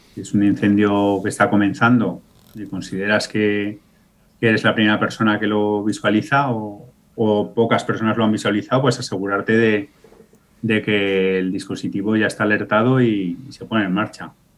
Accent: Aragon, Spain; yo ahora que vivo a medio caballo entre la ciudad y, mi pueblo de, de origen, en mi pueblo de origen

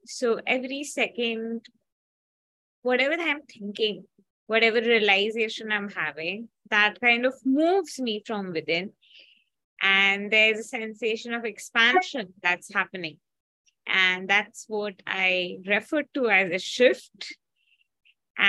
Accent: India; I'm from India

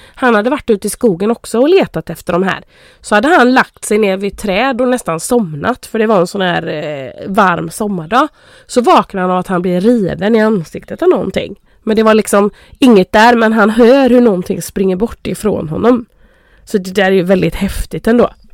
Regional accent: Karl Gustav, Sweden; hemma i Carl Gustav i vårt hus när jag bodde i, nere i källaren sen när jag fixade mitt rum där

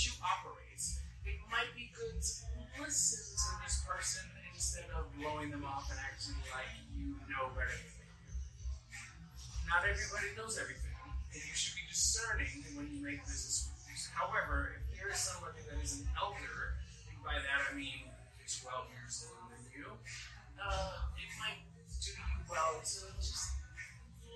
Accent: Boston, Massachusetts, United States; moved away; I'm from Boston

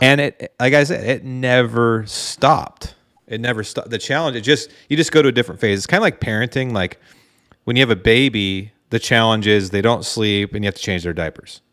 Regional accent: Dallas, Oregon, United States; I'm just a, a hunter from Dallas, Oregon

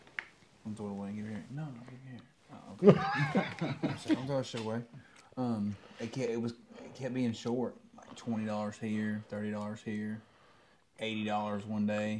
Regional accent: Alabama, United States; I'm from Alabama

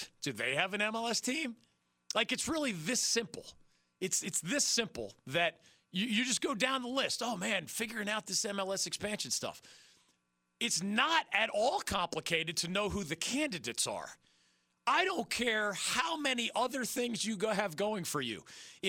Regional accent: Philadelphia, Pennsylvania, United States; My hometown of Philadelphia

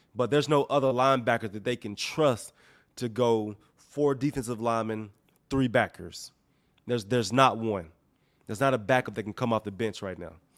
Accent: Mississippi, United States; I'm, I'm from Mississippi.

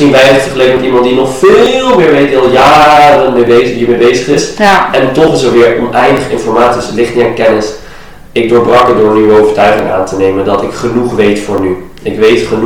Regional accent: Iran; in Azië, en eh, ik kom zelf uit Iran, daar is het ook niet altijd top.

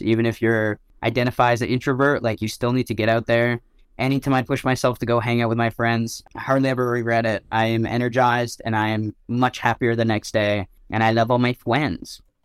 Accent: Ottawa, Ontario, Canada; I went to so many different schools growing up in Ottawa

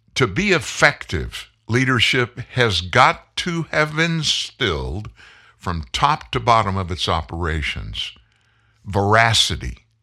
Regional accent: Lafayette, Louisiana, United States; moved away; also born or lived in South Texas; when I was a kid, I lived in South Louisiana, Lafayette

